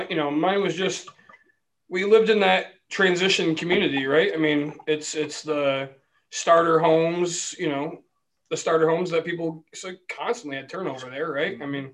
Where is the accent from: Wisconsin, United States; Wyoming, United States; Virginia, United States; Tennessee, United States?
Wyoming, United States; In Wyoming.